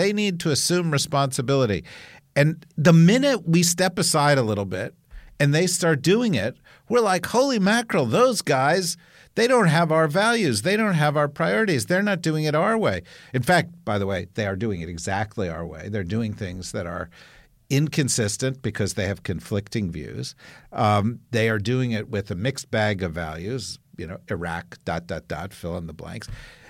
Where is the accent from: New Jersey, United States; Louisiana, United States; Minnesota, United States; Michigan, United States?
New Jersey, United States; What the fuck is hegemonic transition? I'm from New Jersey.